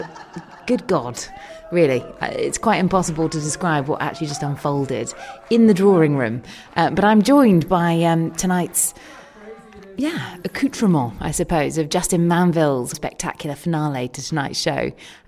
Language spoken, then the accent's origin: English; England, United Kingdom; I am actually English. I'm very sorry about that.